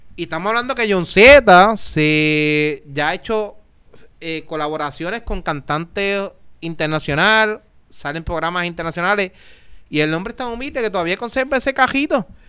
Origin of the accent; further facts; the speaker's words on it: Naranjito, Puerto Rico; Yo soy de Naranjito